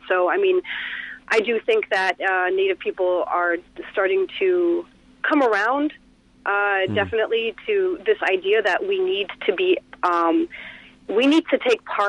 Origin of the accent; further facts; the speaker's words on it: Canada; now in United States; I'm Canadian